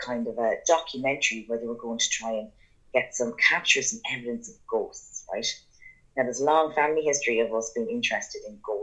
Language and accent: English; Ireland; growing up in Beha, which is in Bannonslow, the small little kind of village that we lived